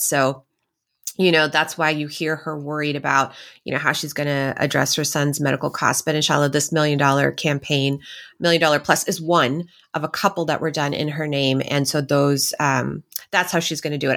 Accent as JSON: {"language": "English", "region": "Texas", "country": "United States", "said": "I'm from Texas"}